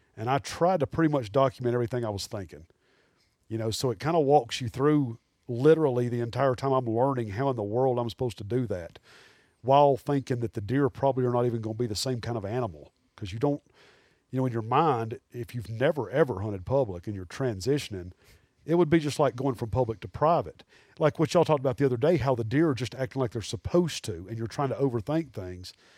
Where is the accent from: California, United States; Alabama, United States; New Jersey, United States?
Alabama, United States; Birmingham; growing up in Birmingham, as a avid deer hunter and fisherman